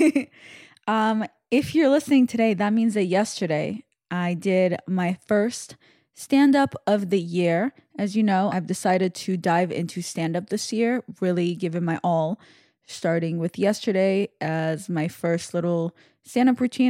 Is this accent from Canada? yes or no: no; Russia; when I was born in Russia, my father was in the Navy, in the Russian Navy